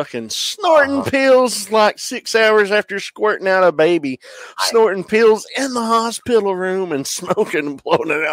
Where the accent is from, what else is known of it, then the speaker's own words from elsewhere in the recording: southwestern Virginia, United States; you don't know this part of Virginia.